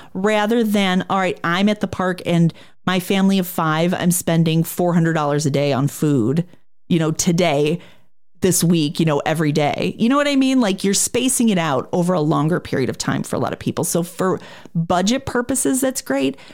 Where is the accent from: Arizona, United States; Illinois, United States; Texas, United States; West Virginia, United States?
Illinois, United States; Chicago; I'm from Chicago